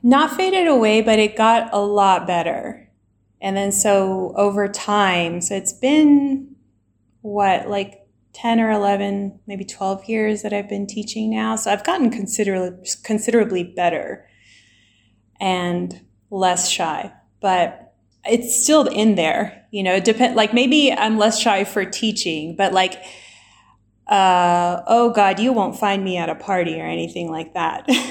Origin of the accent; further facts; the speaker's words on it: Alabama, United States; moved away as an adult; also born or lived in Washington, D.C. / Chile / Germany; now in Iran; I grew up in the south of the US in Alabama